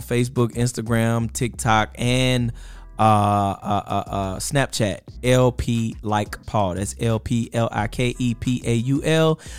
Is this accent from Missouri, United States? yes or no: no; Mississippi Gulf Coast, United States; now in Birmingham, United States; Mississippi Gulf Coast area, New Orleans, my family is in that whole area